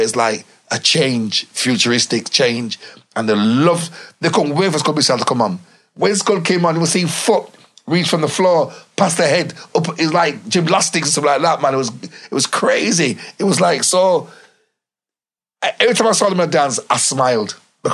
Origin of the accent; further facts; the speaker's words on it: Leeds, Yorkshire and the Humber, United Kingdom; I'm a country boy. I'm coming from Leeds to London. We're country.